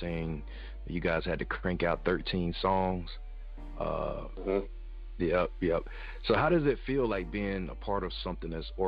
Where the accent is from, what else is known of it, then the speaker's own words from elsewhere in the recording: Jackson, Mississippi, United States; I'm from Jackson, Mississippi.